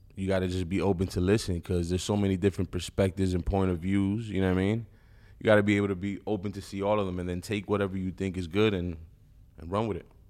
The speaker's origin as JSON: {"language": "English", "region": "East Coast", "country": "United States", "said": "I'm from the East Coast."}